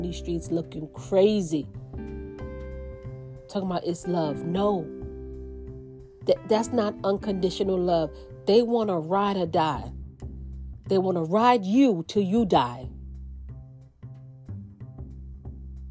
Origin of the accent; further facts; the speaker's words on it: New York, United States; I'm from New York